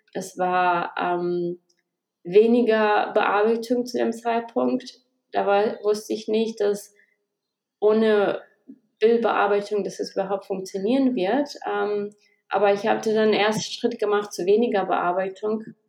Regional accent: Kazakhstan; moved away as an adult; also born or lived in Germany; now in Australia; ich bin in Kasachstan geboren. Ich war achtzehn, als wir nach Deutschland gekommen sind

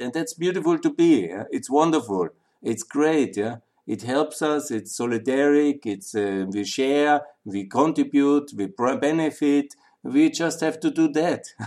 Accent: Austria; moved away as an adult; also born or lived in Linz / Vienna / Southeastern Europe / Ukraine; I'm from Austria. You know, I'm I really love that country. I was born here. Again, went to school and university here, and I lived in Linz and Vienna

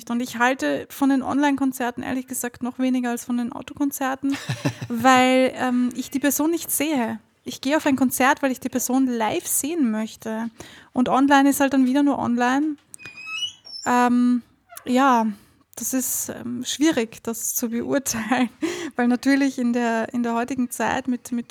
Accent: Austria; also ich weiß nicht, wie das in Deutschland ist, aber bei uns in Österreich ist das eine Katastrophe.

